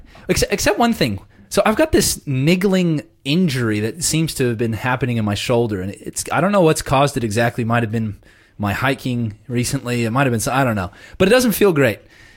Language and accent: English; Southern California, United States; now in Newcastle, Australia; I'm from Southern California originally, and it rains like maybe 3 days a year on average.